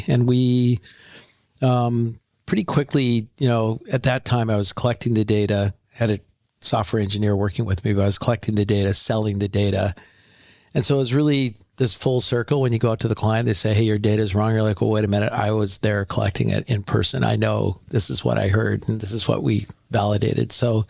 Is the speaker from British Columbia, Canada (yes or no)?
yes; North Vancouver, British Columbia, Canada; Yeah, I'm from, I went to Carson Graham High in North Vancouver.